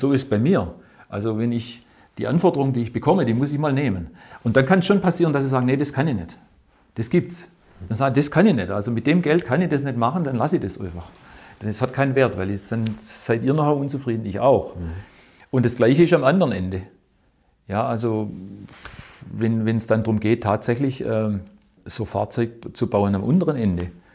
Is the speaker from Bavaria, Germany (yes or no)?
no; Winnenden, Baden-Württemberg, Germany; ich bin in, in, in Winnenden ausge, aufgewachsen